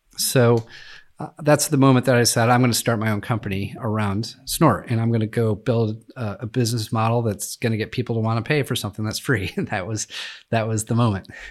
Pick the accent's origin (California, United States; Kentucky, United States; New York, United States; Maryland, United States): New York, United States; Western; I grew up in Western New York